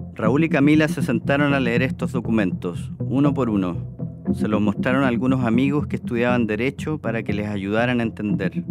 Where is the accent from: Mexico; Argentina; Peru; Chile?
Chile; Nosotros los chilenos